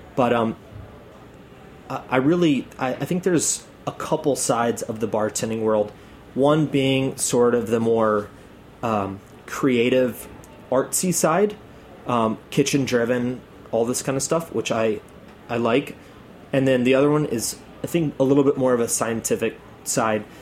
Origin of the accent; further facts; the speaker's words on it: Atlanta, Georgia, United States; now in New York, United States; I'm from Atlanta.